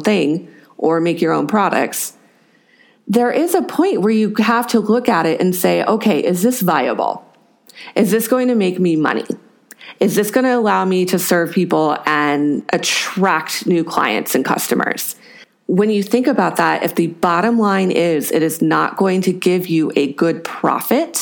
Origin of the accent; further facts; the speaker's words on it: California, United States; I am from California